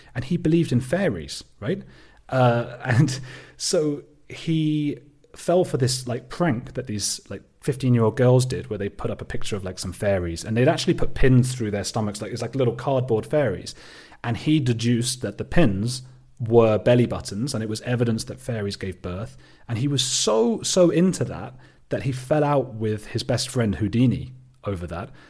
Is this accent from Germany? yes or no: no; Watford, East of England, United Kingdom; I am British. I'm from a little suburb, uh, of London called Watford.